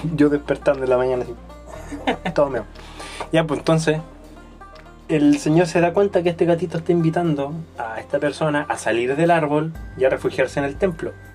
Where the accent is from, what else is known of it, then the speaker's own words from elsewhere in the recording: Chile; uno como chileno